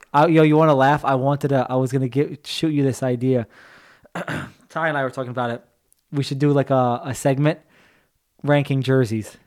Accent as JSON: {"language": "English", "country": "United States", "said": "I'm American"}